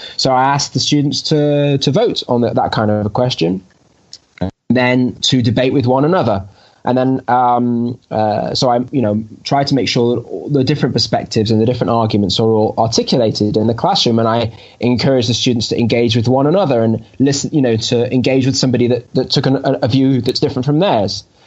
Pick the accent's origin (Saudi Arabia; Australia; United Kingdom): United Kingdom; moved away as an adult; now in Jerusalem, Israel; I am a British Jew that made Aliyah